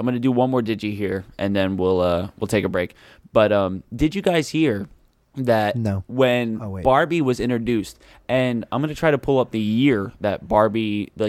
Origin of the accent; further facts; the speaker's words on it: Philadelphia, Pennsylvania, United States; I'm from Philadelphia.